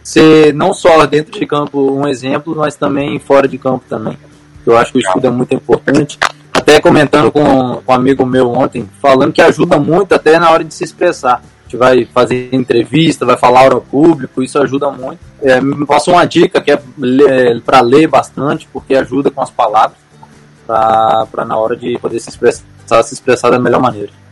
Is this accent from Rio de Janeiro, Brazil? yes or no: no; Linhares, Espírito Santo, Brazil; also born or lived in Serra, Espírito Santo; nasci na Serra, mas em 2002 vim morar em Linhares